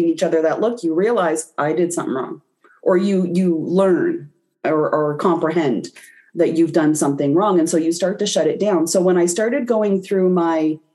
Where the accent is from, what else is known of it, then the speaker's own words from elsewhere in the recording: Canada; I'm Canadian